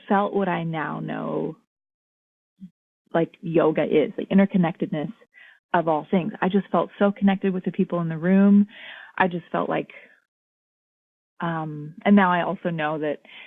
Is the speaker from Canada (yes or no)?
no; Anchorage, Alaska, United States; moved away as an adult; also born or lived in Portland; I'm from Alaska, which is a big part of my identity as well. I was born and raised there in Anchorage